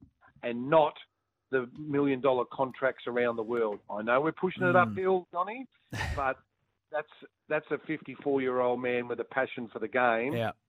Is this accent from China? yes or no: no; Australia; As an Australian cricket fan, I hated it.